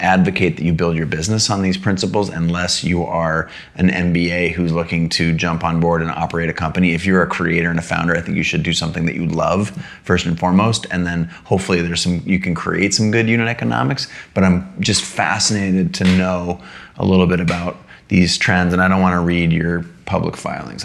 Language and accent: English; United States; I was born in the United States of America.